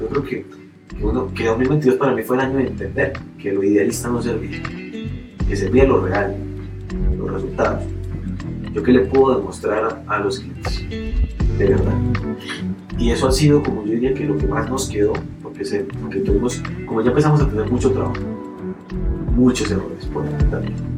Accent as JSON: {"language": "Spanish", "country": "Colombia"}